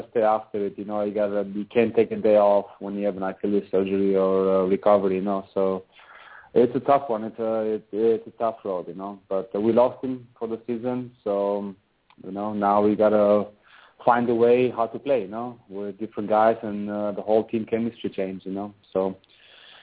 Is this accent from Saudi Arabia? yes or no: no; Albania; also born or lived in Boston, United States; now in Italy; I'm from Europe, you know, from Albania, so I have a lot of family and friends nearby